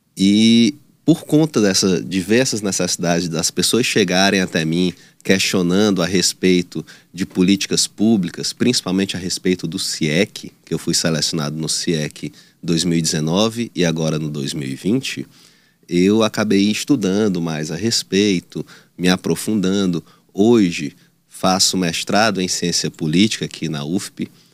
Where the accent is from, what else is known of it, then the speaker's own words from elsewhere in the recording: Teresina, Piauí, Brazil; eu sou aqui de Teresina, nasci em Teresina, na, na Dona Evangelina Rosa, mas minha família parte é de Batalha, outra parte de Piracuruca